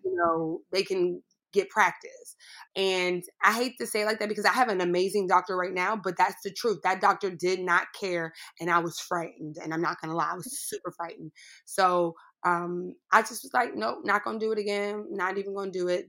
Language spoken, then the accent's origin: English; Pittsburgh, Pennsylvania, United States; I grew up in Pittsburgh, Pennsylvania